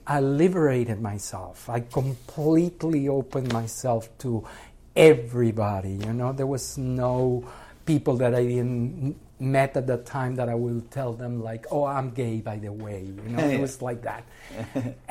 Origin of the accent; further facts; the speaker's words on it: Mexico; English is a second language; moved away as an adult; now in United States; I'm from Mexico.